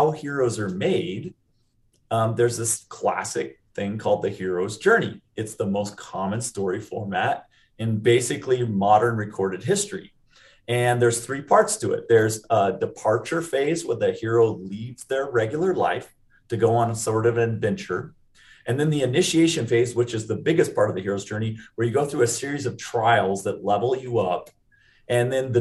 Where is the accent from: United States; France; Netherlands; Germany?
United States; Seattle, Washington; also born or lived in Utah; now in Lehi, United States; I grew up in the Seattle area